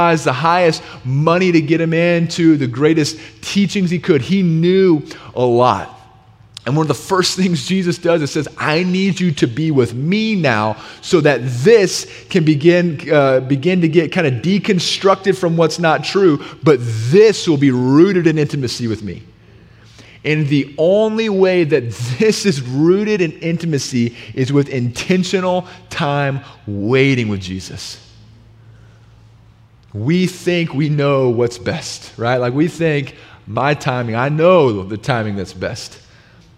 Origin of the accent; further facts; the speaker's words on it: the South, United States; growing up in the South